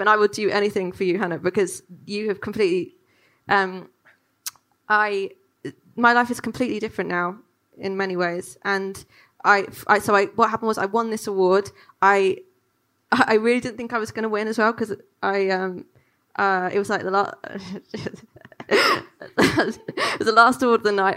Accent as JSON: {"language": "English", "region": "London", "country": "United Kingdom", "tie": "born or raised there", "said": "growing up in London"}